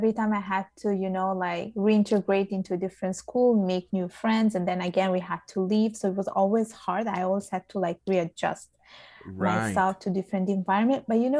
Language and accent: English; Palermo, Sicily, Italy; also born or lived in Vigevano, Lombardy, Italy; now in Canada; So I was born in Sicily. I was born in Palermo.